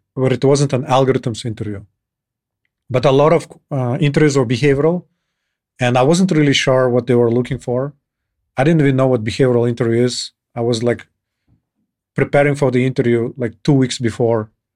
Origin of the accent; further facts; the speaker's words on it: Kyrgyzstan; moved away as an adult; also born or lived in Ireland / Switzerland / United States; I moved from Kyrgyzstan to Ireland